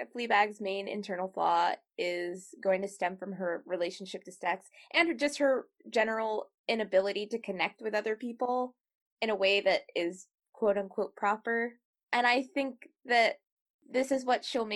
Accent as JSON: {"language": "English", "country": "United States", "said": "I am an American writer, or we're American writers"}